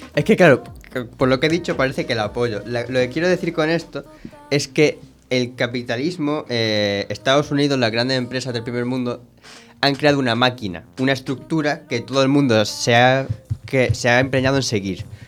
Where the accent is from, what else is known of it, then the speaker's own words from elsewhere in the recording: Spain; somos europeos, mediterráneos, de España